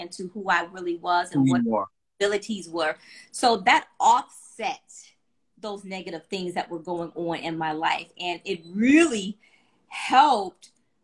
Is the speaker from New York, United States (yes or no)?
no; Cleveland, Ohio, United States; I'm from Cleveland, Ohio